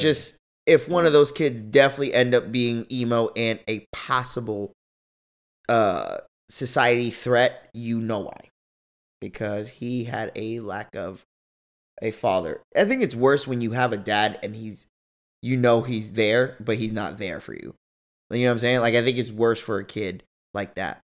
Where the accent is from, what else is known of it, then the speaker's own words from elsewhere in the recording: Massachusetts, United States; I was born in Massachusetts